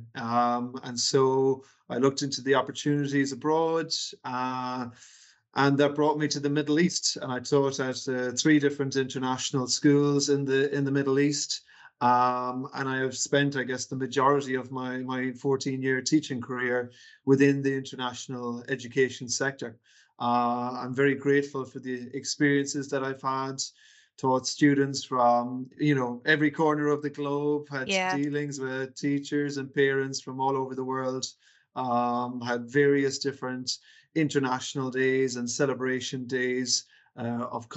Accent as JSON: {"language": "English", "town": "Galway", "region": "Connacht", "country": "Ireland", "also_born_or_lived": "United Kingdom", "moved": "as an adult", "said": "I'm originally from Galway in the west of Ireland."}